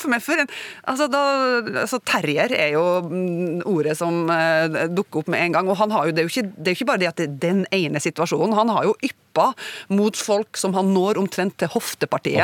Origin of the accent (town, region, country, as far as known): Northern Norway, Norway